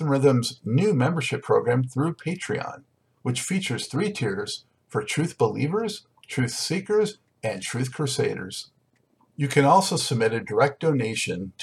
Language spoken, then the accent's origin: English; Los Angeles, California, United States; now in North Carolina, United States; I'm from Los Angeles originally, now in North Carolina